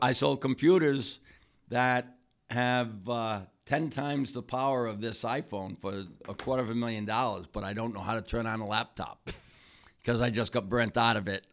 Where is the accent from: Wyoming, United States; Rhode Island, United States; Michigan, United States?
Rhode Island, United States; Warwick; now in Wakefield, United States; I'm from Wakefield, Rhode Island, originally in, from Warwick, Rhode Island